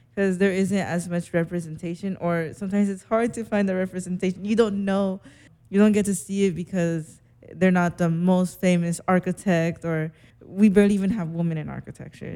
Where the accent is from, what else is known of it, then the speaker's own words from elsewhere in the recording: Las Vegas, Nevada, United States; moved away; also born or lived in Seattle; I'm from Vegas